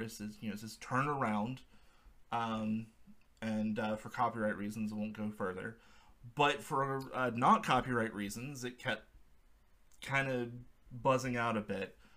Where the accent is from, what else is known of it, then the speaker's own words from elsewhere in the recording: South Georgia, United States; moved away as an adult; now in Atlanta, United States; I'm from South Georgia, born and raised, spent most of my life